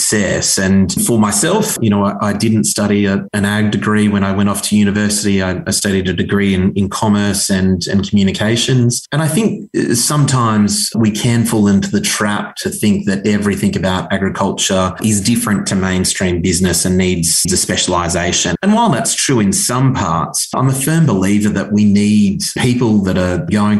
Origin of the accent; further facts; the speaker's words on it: Natal Downs, near Charters Towers, North Queensland, Australia; It was a wonderful childhood growing up on Natal Downs, a cattle station located up in North Queensland.